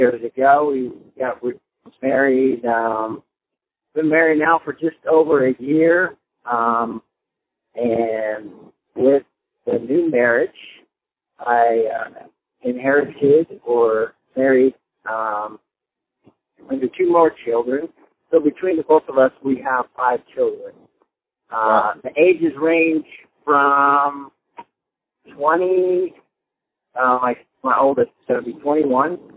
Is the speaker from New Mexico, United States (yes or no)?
no; California, United States; also born or lived in Marin County, California; I was born and raised in California. I bounced back and forth between Northern California and Southern California.